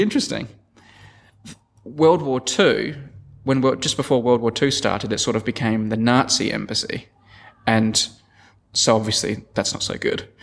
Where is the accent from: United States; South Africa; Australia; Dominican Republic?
Australia; Adelaide, South Australia; I'm from Adelaide